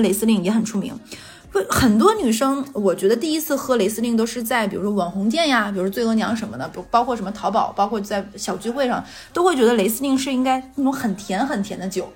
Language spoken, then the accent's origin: Chinese; Jilin, China; moved away; 你知道我老家是喝什么吗？